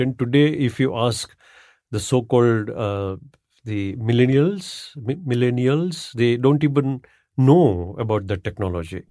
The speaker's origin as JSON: {"language": "English", "town": "Ahmedabad", "region": "Gujarat", "country": "India", "tie": "born or raised there", "said": "I'm from Ahmedabad, by the way, and Ahmedabad had Ahmedabad at one point of time was declared as the Manchester of India. Manchester in UK was a textile hub. Hmm. my childhood was spent in you know in in Ahmedabad"}